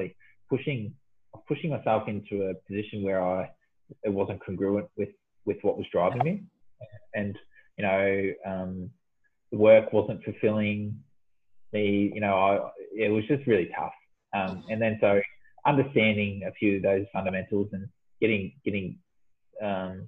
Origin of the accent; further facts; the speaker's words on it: Victoria, Australia; moved away as an adult; also born or lived in Perth; I moved back from Perth, back home to Victoria